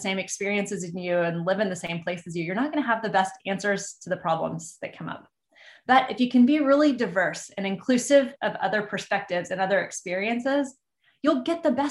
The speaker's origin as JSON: {"language": "English", "region": "Texas", "country": "United States", "tie": "born or raised there", "said": "I grew up in Texas, and further, I grew up in a small town in the middle of Texas"}